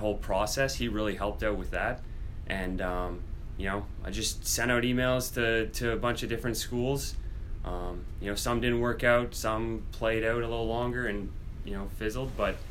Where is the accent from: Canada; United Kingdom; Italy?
Canada; Oshawa, Ontario; moved away as an adult; now in New York, United States; I'm from just east of Toronto, about an hour outside of Toronto, in Oshawa